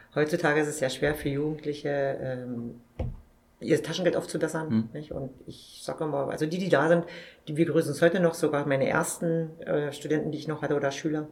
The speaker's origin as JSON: {"language": "German", "town": "Forst", "region": "Brandenburg", "country": "Germany", "tie": "born or raised there", "said": "den Markt in meiner Heimatstadt wieder übernehmen"}